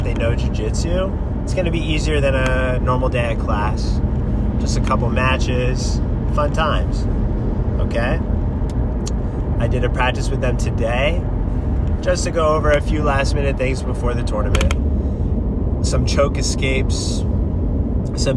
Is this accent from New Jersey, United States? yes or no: yes; New Jersey, United States; now in California, United States; growing up in New Jersey, moving out to California